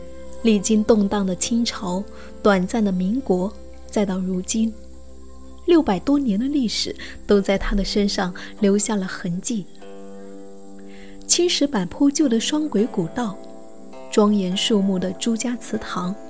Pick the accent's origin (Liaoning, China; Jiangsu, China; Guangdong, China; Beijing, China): Guangdong, China; 我广东的。